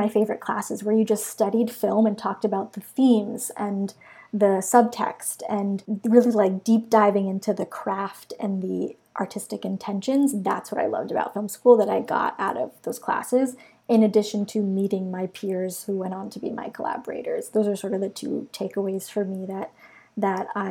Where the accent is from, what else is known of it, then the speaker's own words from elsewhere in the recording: Long Beach, New York, United States; I grew up in Long Beach, New York